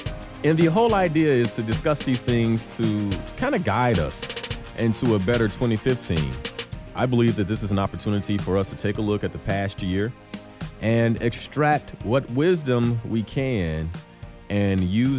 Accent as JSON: {"language": "English", "town": "Chicago", "region": "Illinois", "country": "United States", "said": "So as a Chicagoan, I might say to myself, I need to get this degree."}